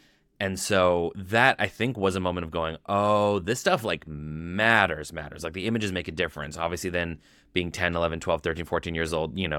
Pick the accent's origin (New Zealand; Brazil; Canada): Canada; We're 10 years old. We're Canadian.